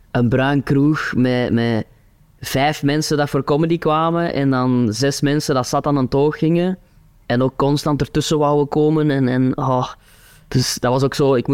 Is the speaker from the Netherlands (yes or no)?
no; Kempen, Belgium; dat was zo'n beetje mijn identiteit op dat podium, hè, zo de, de Kempenaar.